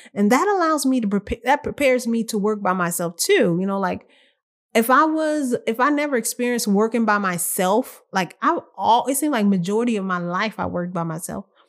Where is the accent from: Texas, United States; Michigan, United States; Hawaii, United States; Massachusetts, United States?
Texas, United States; I'm from here. I'm from Texas